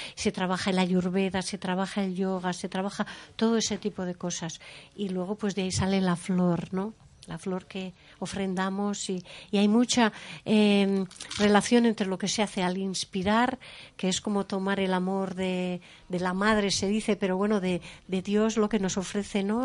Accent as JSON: {"language": "Spanish", "town": "San Sebastián", "region": "Basque Country", "country": "Spain", "said": "yo soy de Donosti y estoy acostumbrada a la comida de Donosti"}